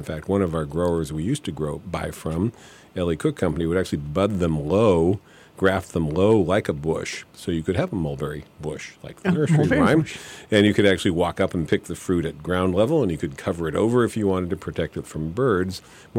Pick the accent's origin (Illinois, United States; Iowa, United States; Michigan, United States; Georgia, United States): Michigan, United States; I want these northern high bush blueberries I grew up with in Michigan or whatever